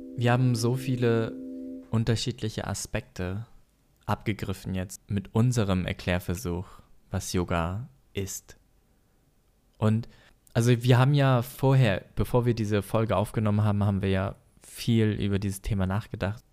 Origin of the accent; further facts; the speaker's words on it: Germany; wir eh gerade als Deutsche weniger in die Kirche gehen